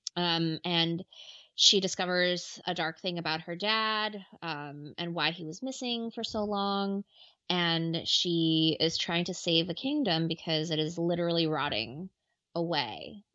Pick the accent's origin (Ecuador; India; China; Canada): Ecuador; I'm from Ecuador